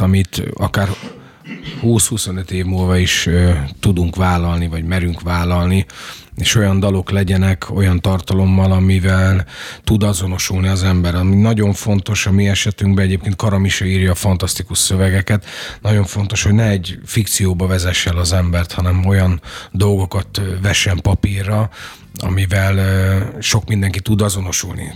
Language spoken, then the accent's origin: Hungarian; Doboz, Békés, Hungary; also born or lived in Gyula; én dobozon nőttem föl egy, egy, egy hát nagy község, ahol 5000 ember mhm. lakik